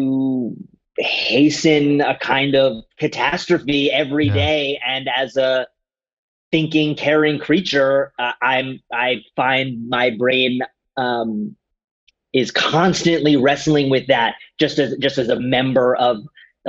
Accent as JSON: {"language": "English", "country": "United States", "tie": "born or raised there", "moved": "yes", "lives_now": "Los Angeles, United States", "said": "I grew up on the East Coast. I grew up like just outside Washington, D.C., so very much like a city kind of upbringing"}